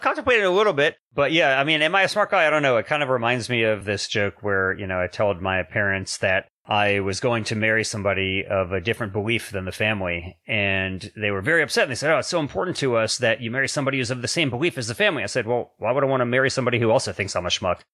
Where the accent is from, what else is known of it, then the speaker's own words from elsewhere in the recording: Washington, District of Columbia, United States; moved away as an adult; now in Sacramento, United States; I was actually born in D C proper and went to high school and college in D C proper.